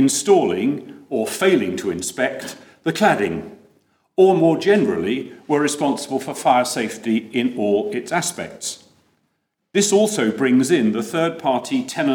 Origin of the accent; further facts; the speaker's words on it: United Kingdom; Being British doesn't qualify me